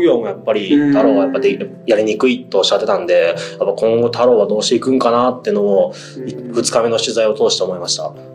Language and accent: Japanese; Ehime, Japan; 僕はね、愛媛県出身なんで、本当新幹線ってないわけです。